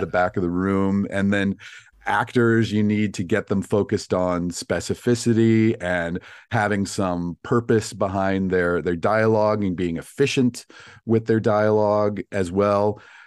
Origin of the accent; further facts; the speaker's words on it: Virginia, United States; moved away as an adult; also born or lived in Chicago; now in Los Angeles, United States; I'm from Virginia